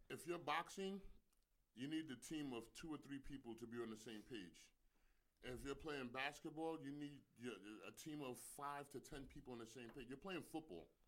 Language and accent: English; New York, United States; I'm a New Yorker.